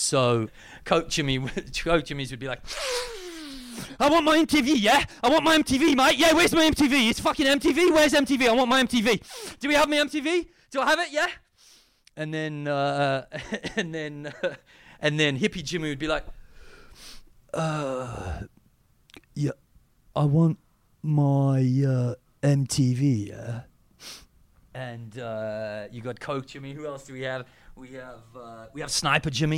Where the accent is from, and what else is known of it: South Africa; accent: South African